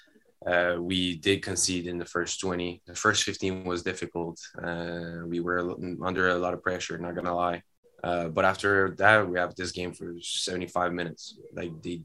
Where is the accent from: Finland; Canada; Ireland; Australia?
Canada; in Canada, we're all Canadian